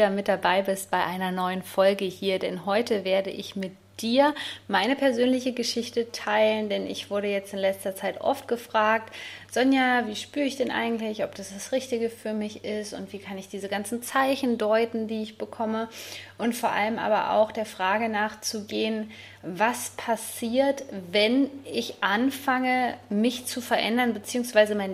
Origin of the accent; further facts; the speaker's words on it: Bad Hersfeld, Hesse, Germany; dass ich meine alte Heimat vermisse, also Bad Hersfeld, die Rhön.